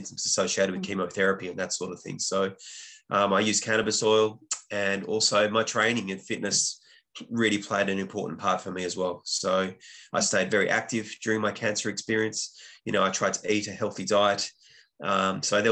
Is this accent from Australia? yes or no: yes; Western Australia, Australia; moved away as an adult; also born or lived in Dublin, Ireland; I'm originally from Western Australia, but I was living in Ireland at the time